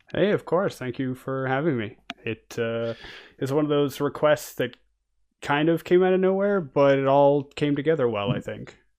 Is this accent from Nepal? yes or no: no; Canada; now in France; I'm a Canadian and I'm living in France